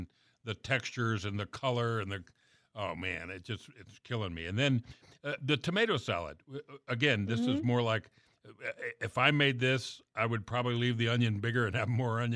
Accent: the South, United States; I grew up in the South.

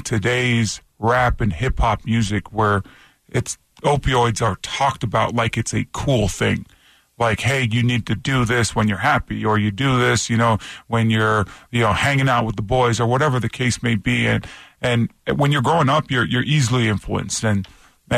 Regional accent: Toronto, Ontario, Canada; moved away; I grew up in Toronto, Canada

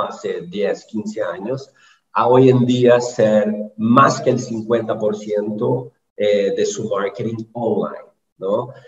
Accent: Brazil; soy brasileño

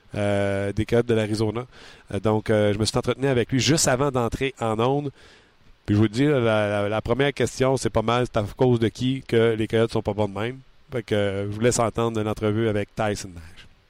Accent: Quebec, Canada; je viens du Québec

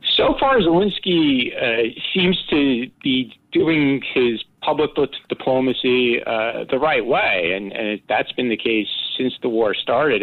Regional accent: United States; being an American

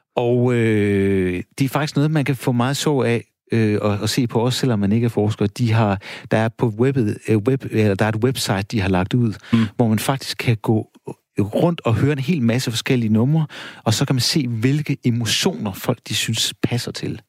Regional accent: Denmark

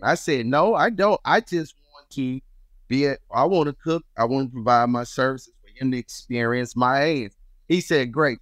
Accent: Chicago, Illinois, United States; moved away; also born or lived in Mississippi; I was born and raised in Chicago, and my family decided to move to Mississippi

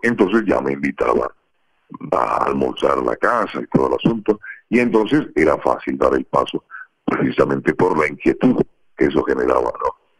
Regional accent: Colombia; moved away as an adult; como buen colombiano

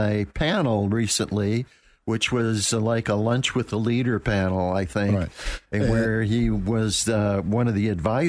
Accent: Attica, New York, United States; I was born and raised in Buffalo. Outside of Buffalo.

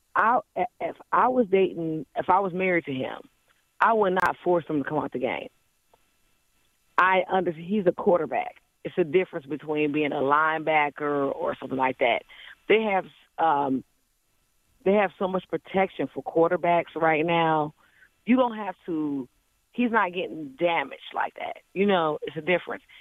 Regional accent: Cleveland, Ohio, United States; I'm from Cleveland

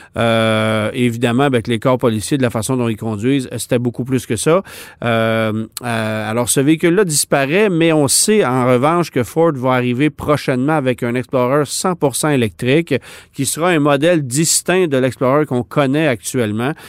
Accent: Canada; chez nous à Alliston en Ontario

